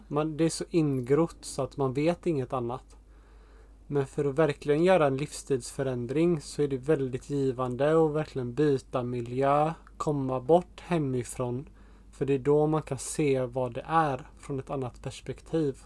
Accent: Sweden; moved away as an adult; now in Portugal; speciellt i Sverige där vi kommer ifrån

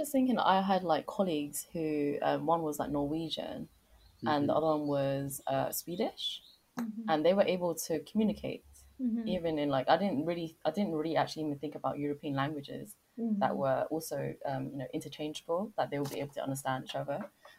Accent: London, United Kingdom; Yeah, I'm from London, etc.

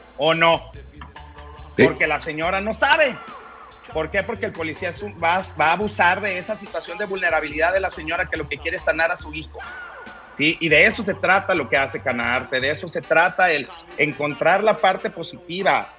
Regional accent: Mexico; nosotros como mexicanos

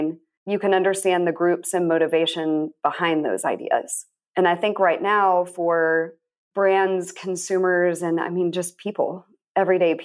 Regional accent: San Angelo, Texas, United States; now in Austin, United States; I'm born and raised in Texas. I've lived in a number of places around Texas. I grew up in West Texas

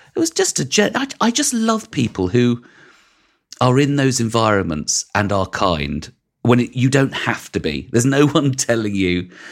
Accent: London, United Kingdom; I grew up in West London

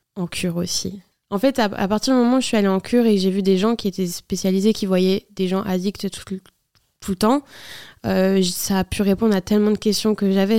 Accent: Nantes, Pays de la Loire, France; nous, on est de Nantes

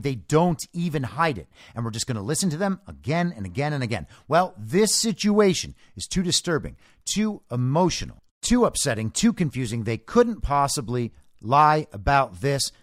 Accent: United States; as an American

